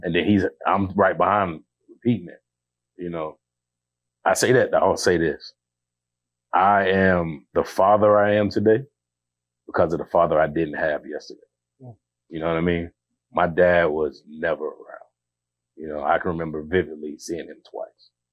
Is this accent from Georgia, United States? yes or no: yes; Georgia, United States; I'm from Georgia. You know, I grew up single parent household.